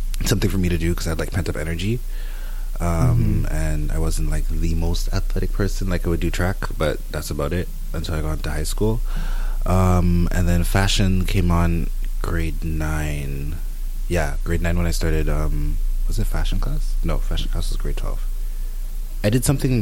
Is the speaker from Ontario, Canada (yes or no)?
yes; Brampton, Ontario, Canada; also born or lived in Etobicoke, Toronto / Mississauga; now in Toronto, Canada; from Mississauga I grew up in Brampton, and now I'm back in Toronto